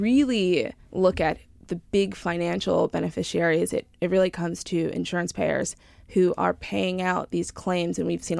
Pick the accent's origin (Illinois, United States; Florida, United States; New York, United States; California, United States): New York, United States; Huntington; Long Island, New York. So from Huntington, Huntington Fire Station.